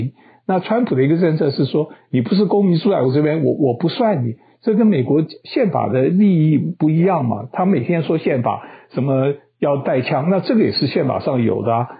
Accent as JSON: {"language": "Chinese", "country": "Taiwan", "lives_now": "United States", "said": "跟我很多朋友一样的观念，他们觉得呃，因为我们是台湾来的嘛，他们觉得中共多可恶"}